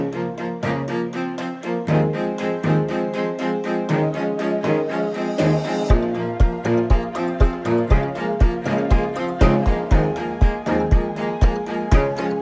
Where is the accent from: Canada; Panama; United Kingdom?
United Kingdom; England; now in London, United Kingdom; speaking as an Englishman from, someone sitting in London at the moment, grown up in the late 20th, early 21st centuries